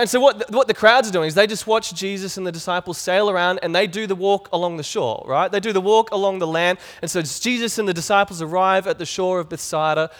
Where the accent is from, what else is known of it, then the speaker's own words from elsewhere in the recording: Cairns, Queensland, Australia; I was growing up in Cairns